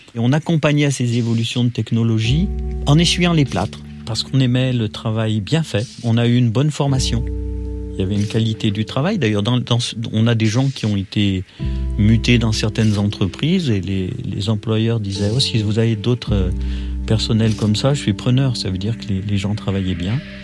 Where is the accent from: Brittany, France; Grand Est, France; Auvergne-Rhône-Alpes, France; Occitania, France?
Auvergne-Rhône-Alpes, France; Roche-la-Molière; Je suis né à Roche-la-Molière dans la Loire